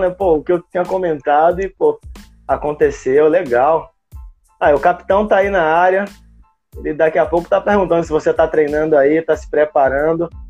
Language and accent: Portuguese; Brazil; eu sou brasileiro, não desisto nunca e ainda tenho esse sonho